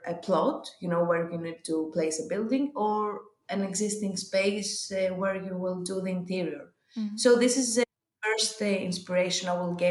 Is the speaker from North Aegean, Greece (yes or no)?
no; Athens, Attica, Greece; I was born and raised in Athens, but my village is near Sparta